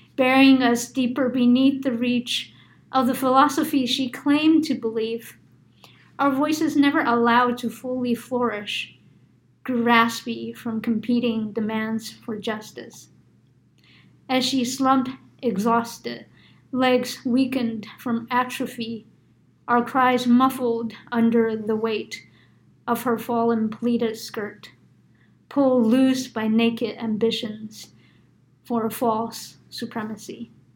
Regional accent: New York, United States; I grew up in New York

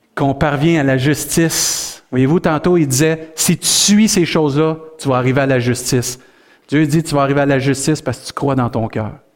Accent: Rimouski, Quebec, Canada; on est des Rimouskois sauvés

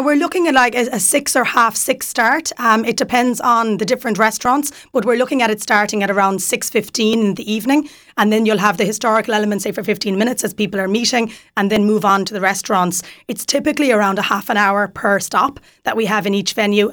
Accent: Kerry, Munster, Ireland; moved away as an adult; now in Waterford, Ireland; I'm from Kerry originally. I'm in Waterford six years.

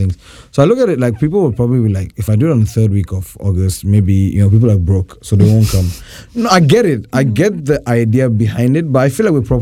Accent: Ghana; I was born here

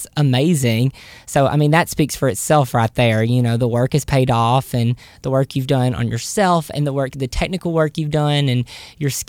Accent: Southern United States, United States; accent: Southern

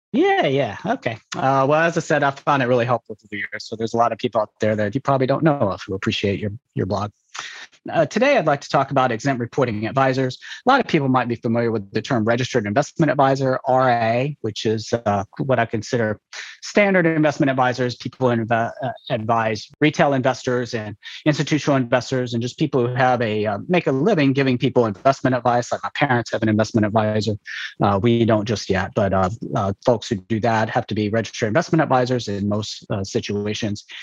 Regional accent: Memphis, Tennessee, United States; moved away; also born or lived in Nashville; I was born in Nashville and grew up in Memphis

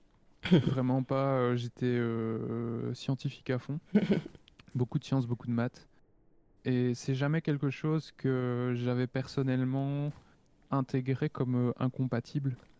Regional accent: Belgium; je suis belge

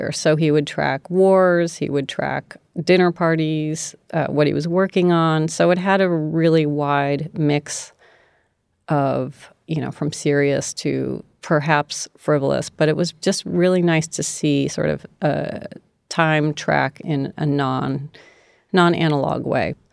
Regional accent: D.C., District of Columbia, United States; moved away; also born or lived in San Francisco; Outside of Washington, D.C., sort of reluctantly my parents relocated there from San Francisco temporarily.

